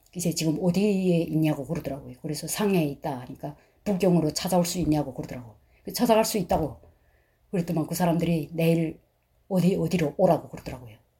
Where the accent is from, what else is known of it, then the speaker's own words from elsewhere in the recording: North Korea; moved away as an adult; also born or lived in China; now in Alabama, United States; 탈북자인데 우린두 자매다